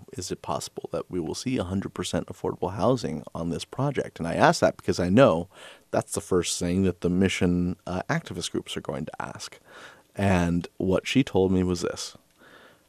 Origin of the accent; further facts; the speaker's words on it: San Francisco, California, United States; I was born and raised in San Francisco